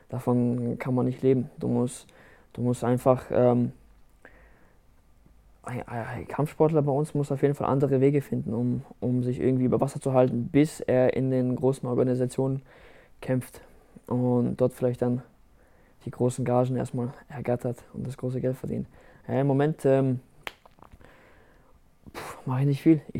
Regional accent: Rastatt, Baden-Württemberg, Germany; Rastatt ist meine Heimat ich möchte auch, dass äh, die Leute am Ende wissen, dass wir aus Rastatt kommen, dass, äh, dass, unsere, dass unsere kleine Stadt auf die Landkarte kommt

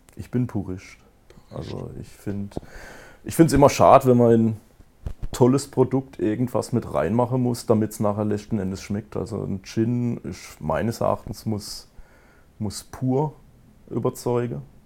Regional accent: Kappelrodeck, Baden-Württemberg, Germany; in Kabelrode, wo ich herkomme, wir haben da 6000 Einwohner

